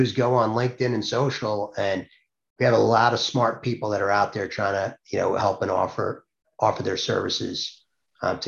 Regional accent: Long Island, New York, United States; now in New Jersey, United States; I'm actually live in New Jersey, grew up on Long Island.

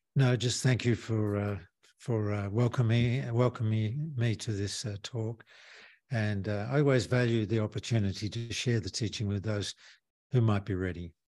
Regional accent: Australia; moved away; I'm from Australia

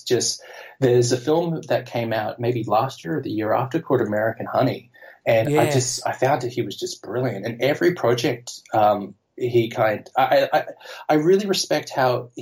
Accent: Australia; first language English; moved away as an adult; now in Amsterdam, Netherlands; as an Australian growing up with Heath Ledger in Australia

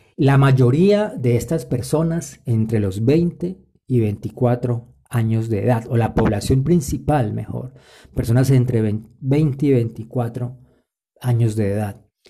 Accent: Colombia; En mi país, Colombia

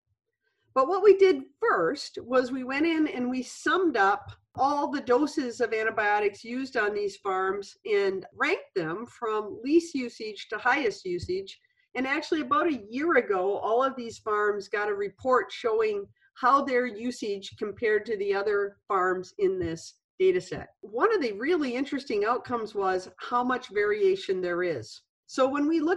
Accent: Michigan, United States; moved away as an adult; also born or lived in Wisconsin; I moved from University of Wisconsin back here to my home state of Michigan

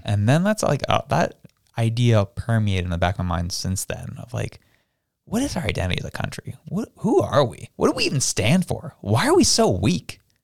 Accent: Canada; I was proud to be Canadian

